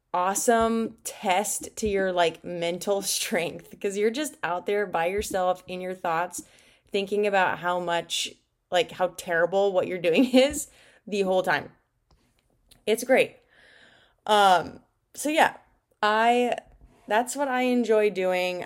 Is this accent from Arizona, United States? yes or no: yes; Glendale, Arizona, United States; moved away as an adult; also born or lived in Peoria, Arizona / Georgia; I actually grew up in Glendale, Arizona